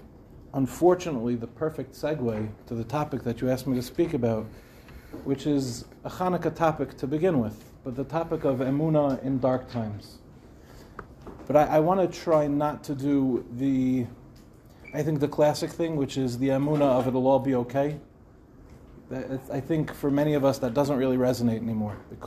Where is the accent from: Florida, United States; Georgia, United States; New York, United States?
New York, United States; Lawrence; moved away as an adult; also born or lived in Israel; now in Mevaseret Zion, Israel; I grew up in Lawrence. I moved to Eretz Yisrael